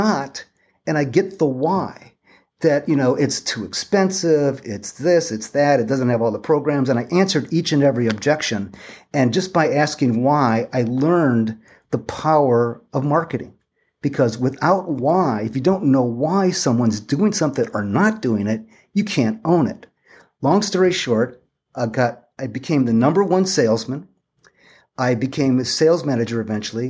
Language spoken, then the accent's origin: English; Toledo, Ohio, United States; moved away as an adult; now in California, United States; I grew up in Toledo